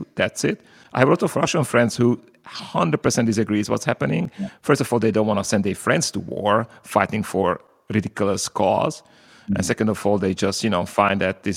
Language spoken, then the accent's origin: English; Slovakia; Slovakia, my homeland